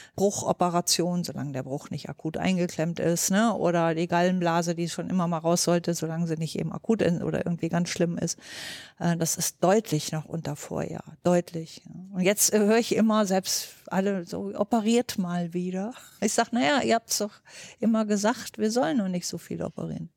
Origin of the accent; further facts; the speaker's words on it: North Hesse, Germany; moved away; also born or lived in Berlin; bin gebürtige Nordhessin